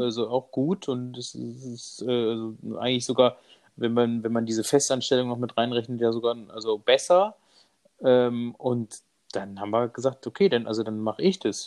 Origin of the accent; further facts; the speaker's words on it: Munich, Bavaria, Germany; ich bin ähm, aus München, bin verheiratet